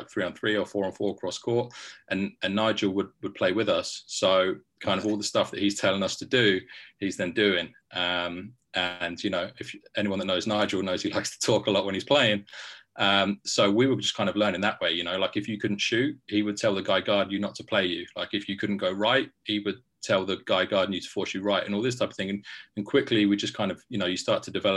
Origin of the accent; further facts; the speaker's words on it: Milton Keynes, South East England, United Kingdom; Yeah, so I'm from Milton Keynes originally